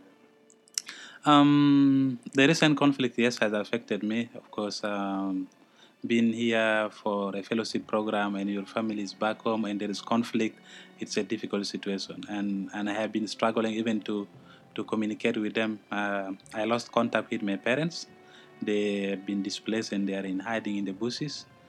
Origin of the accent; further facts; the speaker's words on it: South Sudan; I come from the Republic of South Sudan, and that's one of the newest countries in the world